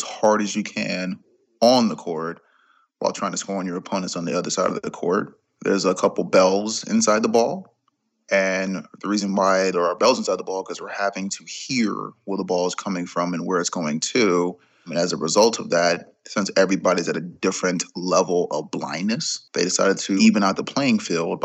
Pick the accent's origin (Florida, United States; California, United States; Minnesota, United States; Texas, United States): Florida, United States; Jacksonville; I'm from Jacksonville, Florida, 37 years old.